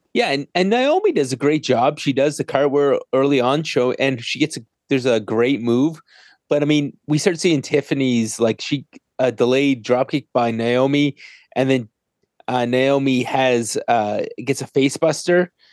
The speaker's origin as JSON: {"language": "English", "country": "Canada", "said": "I'm Canadian"}